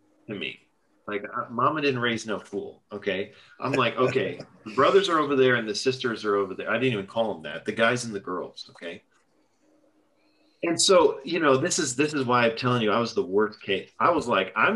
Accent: Los Angeles, California, United States; moved away as an adult; also born or lived in Texas; I'm from Los Angeles.

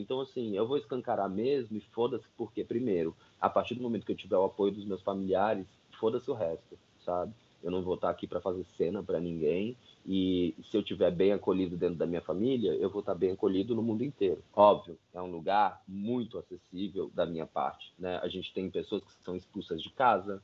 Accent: São Paulo, Brazil; sou de São Paulo, tenho 32 anos

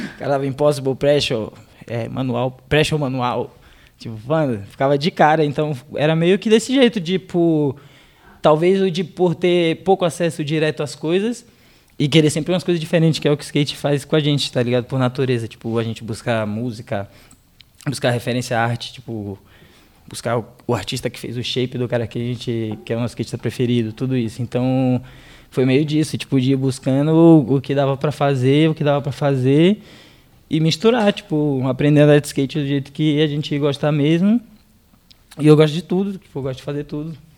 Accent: Salvador, Bahia, Brazil; quando eu era moleque em Salvador

